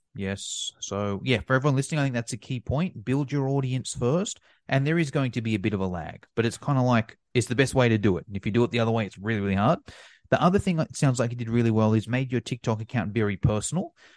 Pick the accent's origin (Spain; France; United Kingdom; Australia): Australia; me in Australia, you know, I've got some advantages being Australian